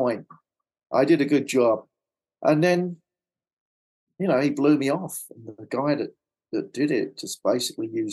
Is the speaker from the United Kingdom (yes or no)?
yes; London, United Kingdom; accent: Cockney; moved away as an adult; now in Los Angeles, United States; I'm like a Cockney boy from London